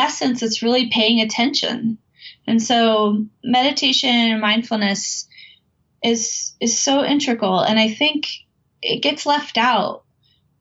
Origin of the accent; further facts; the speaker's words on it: Gulf Coast of Florida, United States; I was about 14 when I started to volunteer at a local marine research center where I grew up on the Gulf Coast of Florida